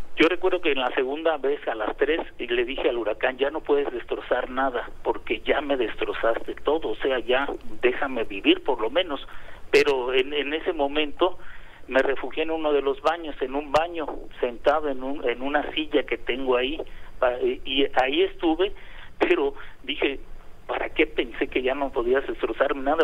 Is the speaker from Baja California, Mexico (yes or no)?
no; Acapulco, Guerrero, Mexico; los que somos de Acapulco, los que eh, hemos estado pues tan, tanto tiempo en este paraíso